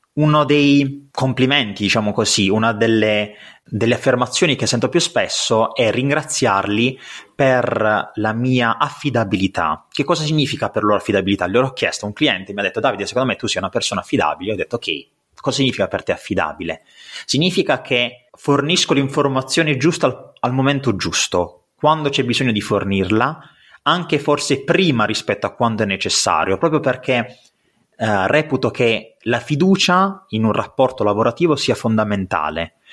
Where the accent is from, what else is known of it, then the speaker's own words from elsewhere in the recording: Apulia, Italy; accent: pugliese; sono pugliese come penso si possa sentire dal mio accento